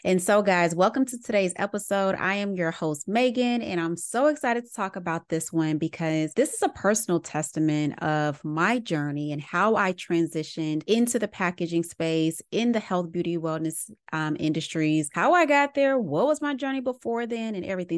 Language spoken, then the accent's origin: English; Little Rock, Arkansas, United States; moved away as an adult; also born or lived in Atlanta, Georgia; growing up in Little Rock, Arkansas